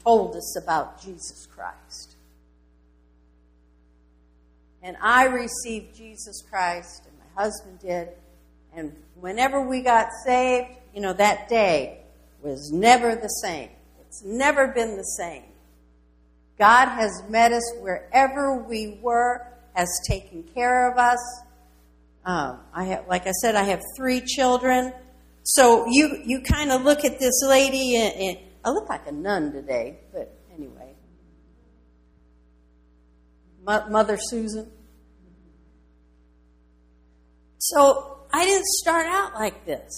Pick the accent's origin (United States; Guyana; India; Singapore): United States; Philadelphia, Pennsylvania; moved away; also born or lived in Levittown, Pennsylvania / outside Boston, Massachusetts / Illinois; I was born and raised out east, Philadelphia